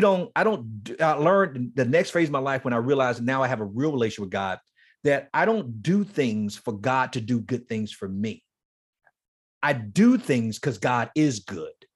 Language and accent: English; Miami, Florida, United States; moved away; Horace Mann Middle School is in Liberty City. That's where I grew up.